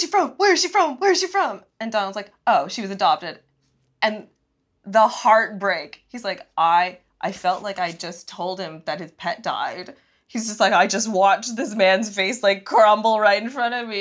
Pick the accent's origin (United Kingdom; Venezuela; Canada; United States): Canada; growing up in Canada.